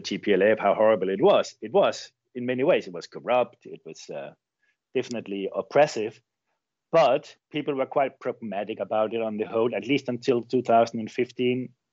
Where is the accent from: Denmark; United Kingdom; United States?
Denmark; moved away as an adult; now in Chile; I grew up in Denmark, um, I've lived most of my adult life in Chile.